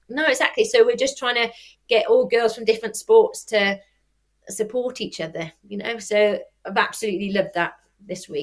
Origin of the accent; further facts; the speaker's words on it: Welsh, Wales, United Kingdom; I'm Welsh